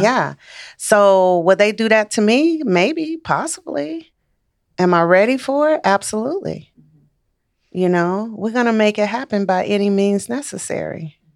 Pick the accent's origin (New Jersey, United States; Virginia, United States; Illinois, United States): Illinois, United States; Chicago; moved away as an adult; also born or lived in Missouri; I'm from Chicago. Raised in Chicago, went to school in Missouri